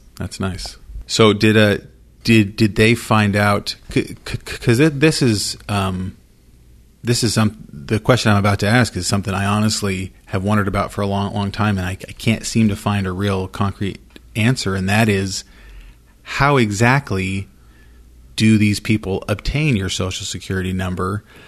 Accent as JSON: {"language": "English", "town": "Idaho Falls", "region": "Idaho", "country": "United States", "tie": "born or raised there", "said": "I grew up in Idaho Falls, went to Idaho Falls High School."}